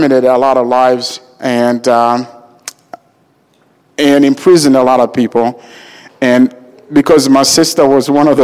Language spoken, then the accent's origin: English; Uganda; now in United States; I was born in Uganda, Africa, and I am the seventh of 14 children